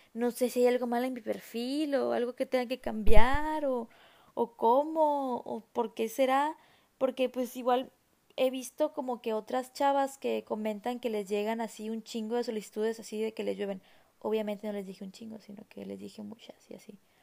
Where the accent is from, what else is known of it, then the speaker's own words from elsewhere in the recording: Mexico; soy mexicana